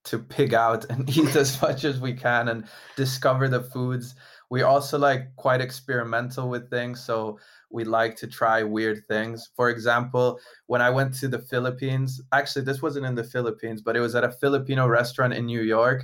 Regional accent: Italy; I'm Italian

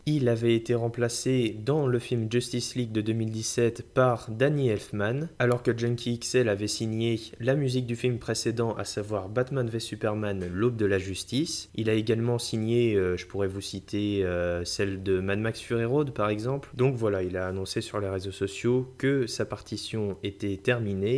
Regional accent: France; chez nous en France

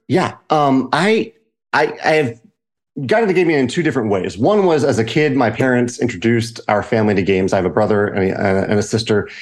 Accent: Richmond, Virginia, United States; moved away as an adult; now in St. Louis, United States; I grew up in Richmond, Virginia, right outside

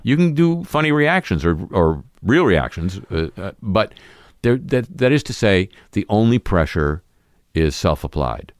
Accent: Southern California, United States; growing up in Southern California

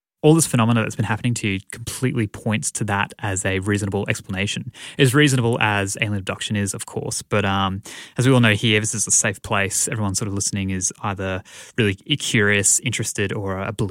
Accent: Australia; I'm also Australian

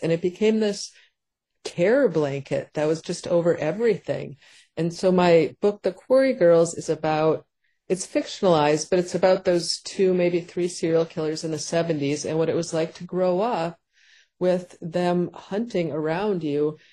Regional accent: Paynesville, Minnesota, United States; also born or lived in St. Cloud, Minnesota; my hometown where we moved after St. Cloud of Paynesville, Minnesota

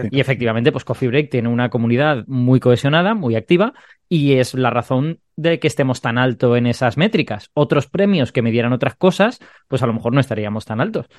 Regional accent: Castellón de la Plana, Valencian Community, Spain; yo soy de Castellón, que Castellón ni siquiera es una provincia grande y Castellón no es una ciudad grande

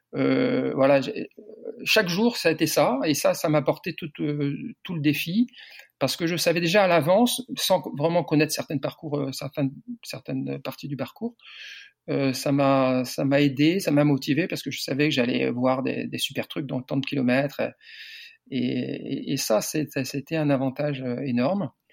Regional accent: Landerneau, Brittany, France; moved away as an adult; now in Perpignan, France; je suis breton. Je suis breton du Finistère. Je suis né à Landerneau, Finistère.

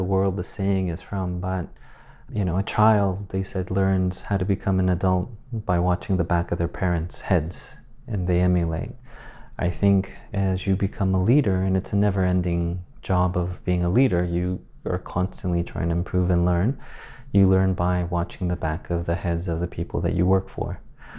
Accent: Guam; born there; I was born in Guam, but quickly my grandmother in Asia started to raise me.

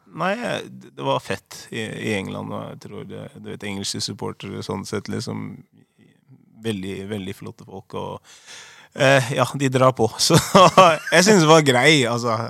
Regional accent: Oslo, Norway; moved away as an adult; født og oppvokst i Oslo. Eh, fra Holmlia. Utkanten av Oslo.

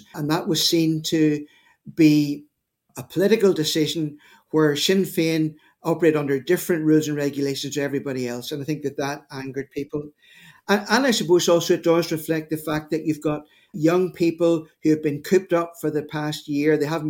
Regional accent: Northern Ireland, United Kingdom; here in Northern Ireland.

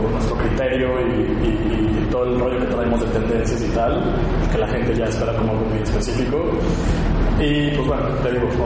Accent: Mexico; De nuestro sentido del humor como esa chispa, esa energía que, tenemos como raza mexicana, como raza latina

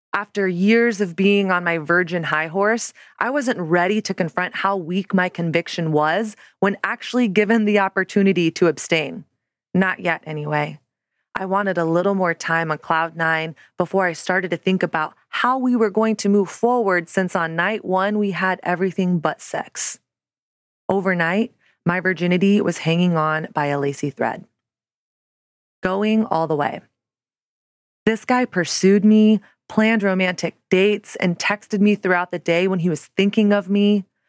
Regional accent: the South, United States; now in Brooklyn, United States; I grew up in the South in the nineties and early two thousands

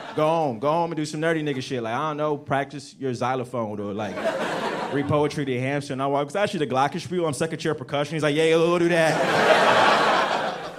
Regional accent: right outside of Washington D.C., District of Columbia, United States; also born or lived in Nigeria; I'm from Africa, but I grew up right outside of Washington D.C.

